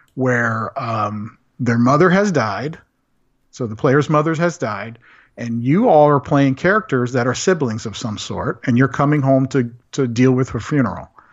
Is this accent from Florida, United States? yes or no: yes; Central Florida, United States; I did grow up in the country up in Central Florida